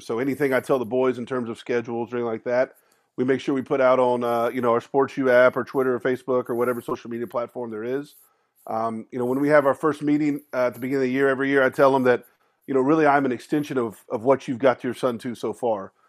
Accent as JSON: {"language": "English", "town": "Austin", "region": "Texas", "country": "United States", "tie": "born or raised there", "said": "growing up in Austin"}